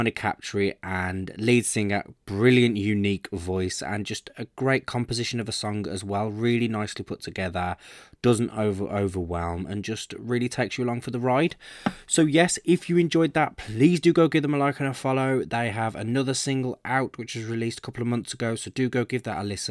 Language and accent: English; Birmingham, West Midlands, United Kingdom; Birmingham, my hometown